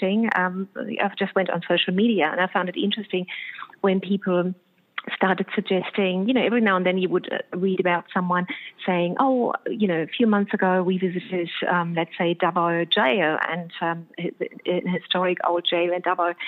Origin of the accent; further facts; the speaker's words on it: Germany; now in Australia; I'm from Germany